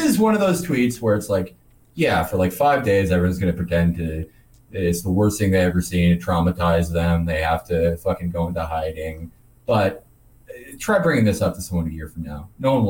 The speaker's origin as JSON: {"language": "English", "town": "Chicago", "region": "Illinois", "country": "United States", "moved": "yes", "said": "I'm originally from Chicago."}